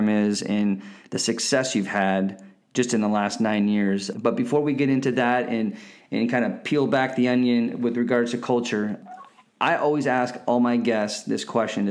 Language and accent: English; Northern California, United States; I'm from Northern California